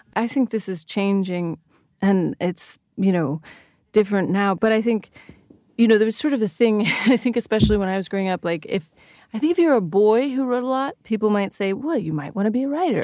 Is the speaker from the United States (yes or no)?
yes; Sacramento, California, United States; moved away; I love Sacramento. I loved growing up there